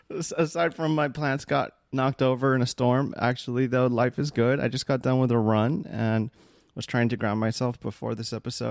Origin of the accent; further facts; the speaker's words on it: Philippines; somebody of a different culture than myself, being that I'm Filipino.